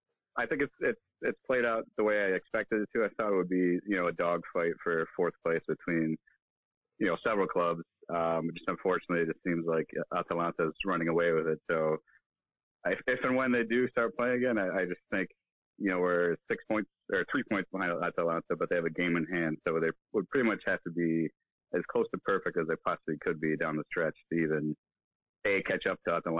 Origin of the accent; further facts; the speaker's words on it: United States; speaking as an American, as a fan of American sports as well